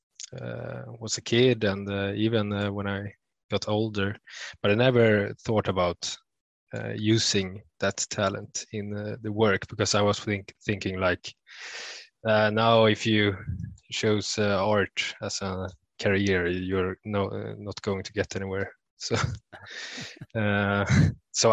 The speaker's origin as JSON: {"language": "English", "country": "Sweden", "said": "from Sweden"}